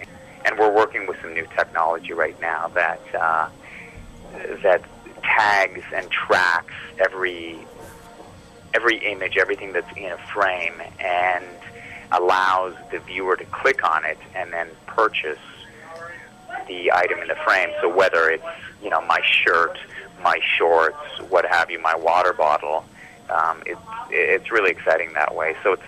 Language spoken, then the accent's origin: English; Vancouver, British Columbia, Canada; We have a lot of Canadian fans, obviously, being that we're from Vancouver